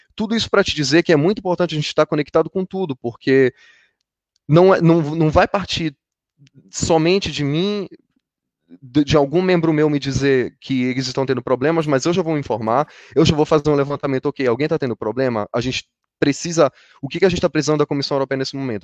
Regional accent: Brazil; now in Brussels, Belgium; eu venho da Amazônia

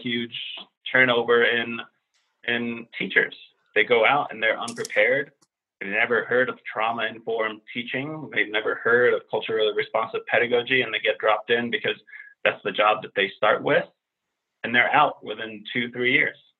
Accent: Finland; also born or lived in Central Harlem, New York; now in Washington, D.C. area, United States; a white Finnish guy who's middle aged

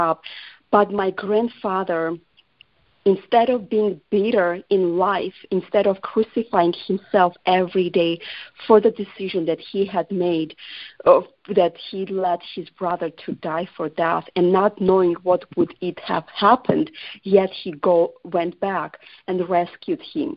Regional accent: Georgia; English is a second language; now in United States; I was born in Georgia and that's my fatherland, America is my home.

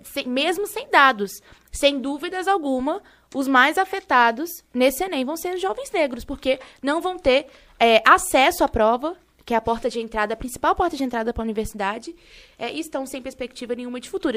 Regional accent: Rio de Janeiro, Brazil; sou do Rio de Janeiro

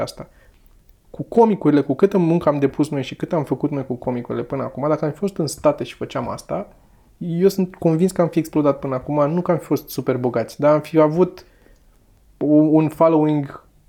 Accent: Romania; Noi ne-am născut în România

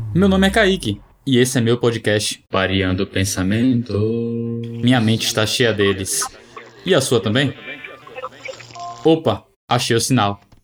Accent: Bahia, Brazil; now in Florianópolis, Brazil; Sou baiano

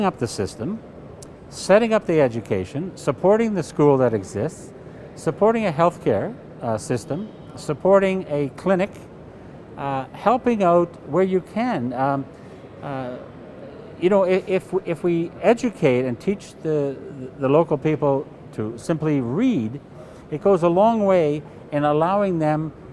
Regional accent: Canada

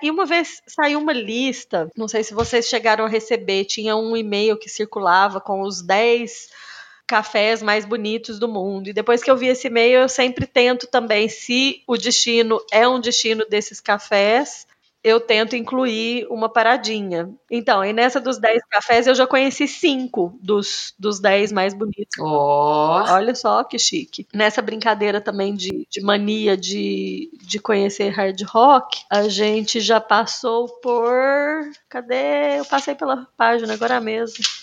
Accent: Cássia, Minas Gerais, Brazil; eu sou de Cássia, no interior de Minas Gerais

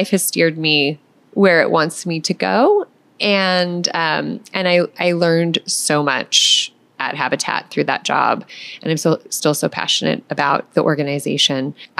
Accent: McMinnville, Oregon, United States; I grew up here in McMinnville. I'm a hometown girl

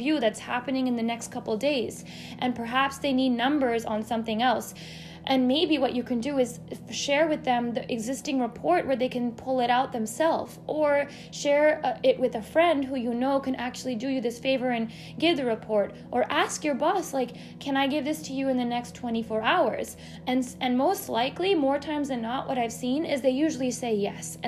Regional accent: United States; growing up as an Indian American, I've always had both sides of me

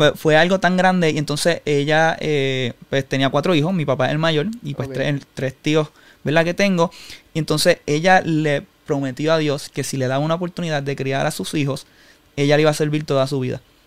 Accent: Humacao, Puerto Rico; nací en Humacao, toda mi vida viví en Humacao, estudié en Humacao

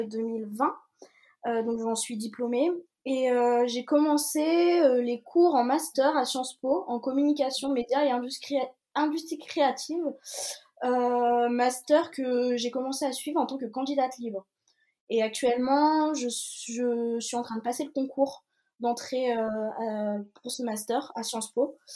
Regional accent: Brest, Brittany, France; je suis née à Brest et bah, j'ai toute ma famille maternelle qui est en Bretagne

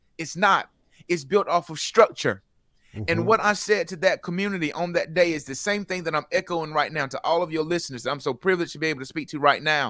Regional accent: North Carolina, United States; I'm from North Carolina.

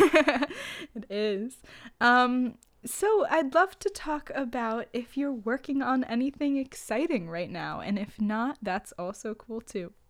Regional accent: New York, United States; I'm a New Yorker

